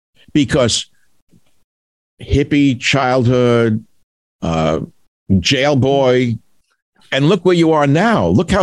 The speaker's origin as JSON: {"language": "English", "town": "New York City", "region": "New York", "country": "United States", "tie": "born or raised there", "said": "I grew up in Queens."}